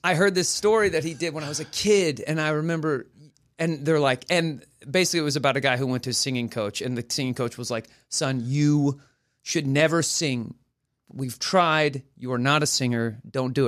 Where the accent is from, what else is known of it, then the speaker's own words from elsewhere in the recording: Oklahoma, United States; moved away; I'm from Oklahoma